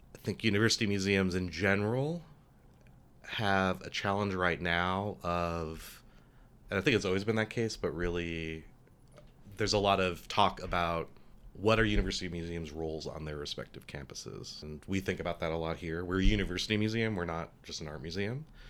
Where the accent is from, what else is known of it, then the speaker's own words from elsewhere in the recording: Albuquerque, New Mexico, United States; I grew up in Albuquerque